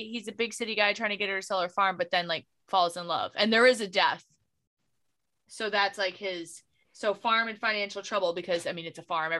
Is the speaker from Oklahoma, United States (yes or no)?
no; California, United States; I'm from California, I was born in California.